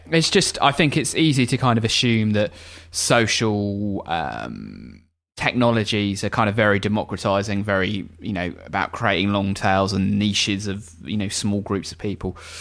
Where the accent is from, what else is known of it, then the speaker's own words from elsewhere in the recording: England, United Kingdom; as an Englishman